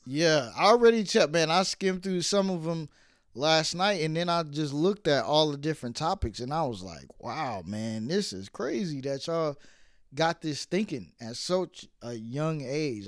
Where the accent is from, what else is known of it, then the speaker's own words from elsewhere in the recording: New York City, New York, United States; I was born in Brooklyn.